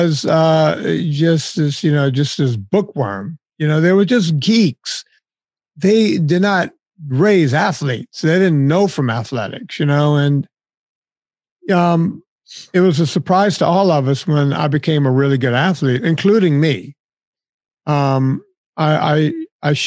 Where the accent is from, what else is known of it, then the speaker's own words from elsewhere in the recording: Cajun country, Louisiana, United States; I grew up in Cajun country, but there were just this enclave of Italians in my hometown